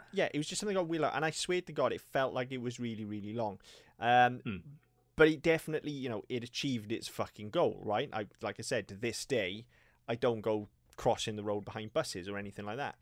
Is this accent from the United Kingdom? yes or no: yes; Wales, United Kingdom; we can say this as Welsh people